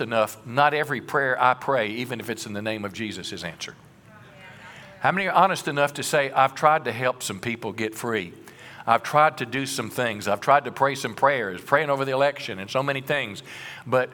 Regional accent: Mississippi, United States; When I was a boy, I was raised in Mississippi in the country, and my family farmed

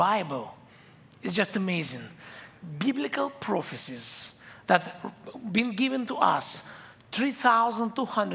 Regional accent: Israel; English is a second language; I came from Israel. English is my third language. So when I speak English, I do mistakes sometimes and have my accent.

